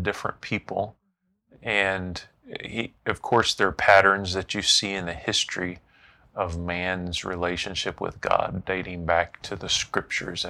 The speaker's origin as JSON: {"language": "English", "region": "Central Florida", "country": "United States", "tie": "born or raised there", "also_born_or_lived": "Oklahoma", "moved": "as an adult", "said": "I was raised in Central Florida"}